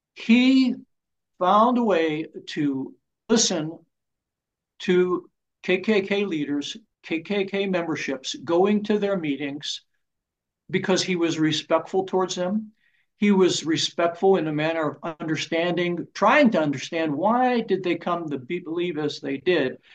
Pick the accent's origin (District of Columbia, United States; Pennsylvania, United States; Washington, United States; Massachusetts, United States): Pennsylvania, United States; Pittsburgh; I was born and raised in Pittsburgh, Pennsylvania